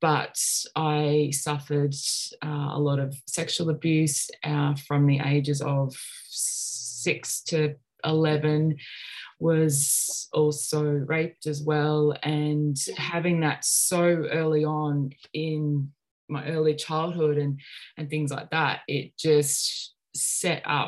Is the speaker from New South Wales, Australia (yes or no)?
no; Sunshine Coast, Queensland, Australia; also born or lived in Melbourne, Australia; I grew up on the Sunshine Coast. I was born in Melbourne, but we moved up to the Sunshine Coast when I was about 3 or 4